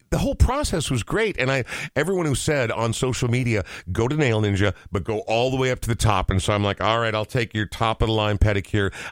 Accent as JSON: {"language": "English", "town": "Coon Rapids", "region": "Minnesota", "country": "United States", "tie": "born or raised there", "said": "Growing up in Coon Rapids, which is three or four suburbs north mm-hmm. of where yeah. we are right now, north, I guess, um, yeah, no, it was it was the whitest place I've ever seen in my entire life."}